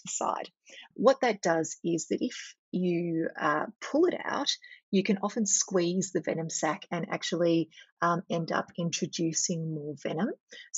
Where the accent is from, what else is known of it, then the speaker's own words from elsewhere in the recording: Victoria, Australia; I'm from Victoria